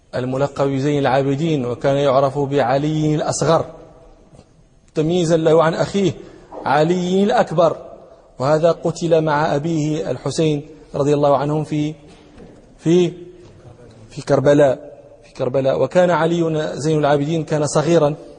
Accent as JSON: {"language": "Arabic", "country": "Morocco", "said": "عندنا في المغرب"}